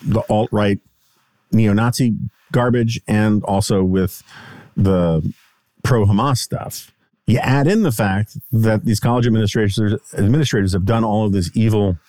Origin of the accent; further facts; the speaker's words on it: New York City, New York, United States; In the 1980s, like growing up in New York City